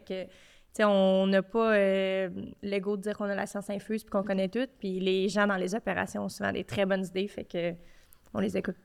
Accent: Quebec, Canada; on vient de Québec

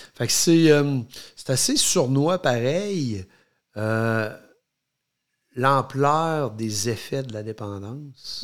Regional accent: Quebec City, Quebec, Canada; nous, on vient de Québec

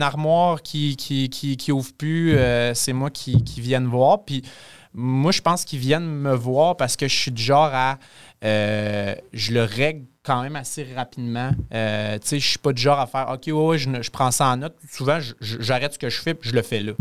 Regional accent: Quebec City, Quebec, Canada; moved away as an adult; now in Amos, Canada; je suis pas un petit gars d'Amos. Euh, je viens de Québec

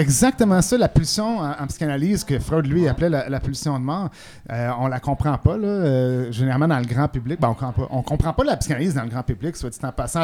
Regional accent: Quebec, Canada; chez nous au Québec

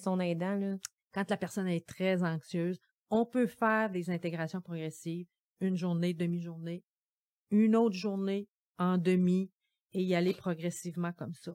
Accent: Gaspésie, Quebec, Canada; now in Quebec City, Canada; je viens de la Gaspésie

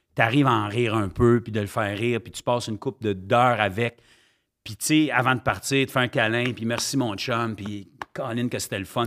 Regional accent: Ottawa, Ontario, Canada; also born or lived in Gatineau, Quebec / Sainte-Agathe-des-Monts, Quebec; je deviens un vrai franco-ontarien à l'âge de dix ans. quand mes parents décident de redeménager, euh, en Ontario, à Ottawa

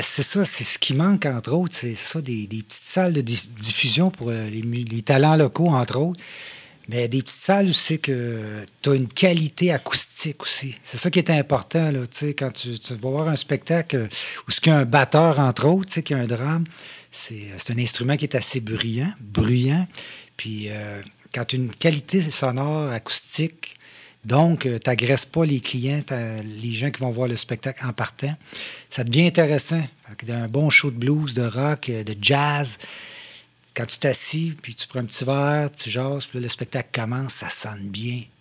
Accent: Shawinigan, Quebec, Canada; also born or lived in Saint-Grégoire / Trois-Rivières; je viens de Saint-Grégoire, mais je suis arrivé à Shawi euh, très, très tôt

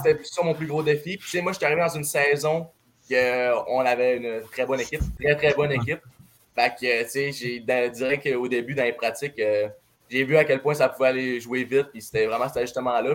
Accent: Saguenay, Quebec, Canada; je viens du Saguenay

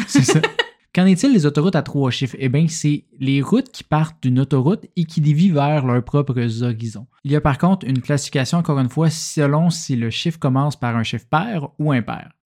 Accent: Berthierville, Quebec, Canada; now in Montreal, Canada; ma ville natale de Berthierville

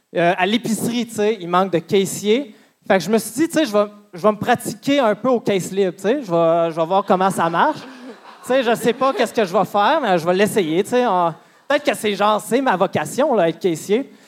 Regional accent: Amos, Quebec, Canada; Moi, je viens d'Amos.

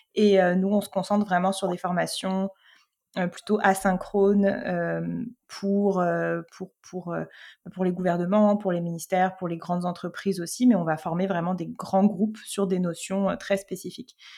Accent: France; moved away as an adult; now in Quebec, Canada; en tant que Français, Française

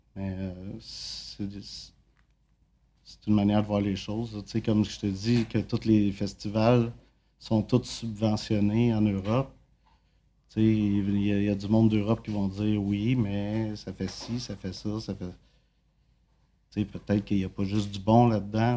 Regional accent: Quebec, Canada; also born or lived in Drummondville; now in Montreal, Canada; je viens de Saint-Bois

